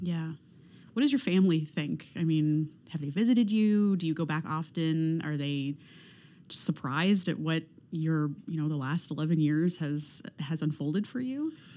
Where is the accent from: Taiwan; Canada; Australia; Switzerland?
Canada; being born and raised in Canada